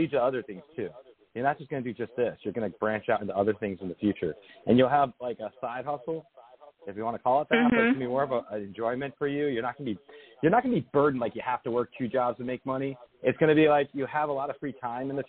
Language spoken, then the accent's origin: English; Lodi, New Jersey, United States; moved away; I was from Lodi originally